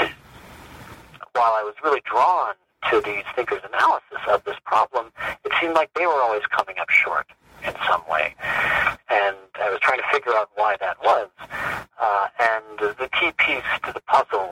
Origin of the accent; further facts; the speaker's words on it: Rochester, New York, United States; also born or lived in Newburgh, New York; I was born in Newburgh, New York, but pretty much grew up in Rochester, New York. Childhood and teen years